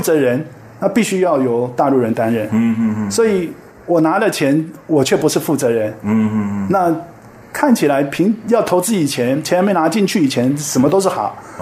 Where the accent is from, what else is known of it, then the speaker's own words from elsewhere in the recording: Taiwan; 对我们台湾自己的科技发展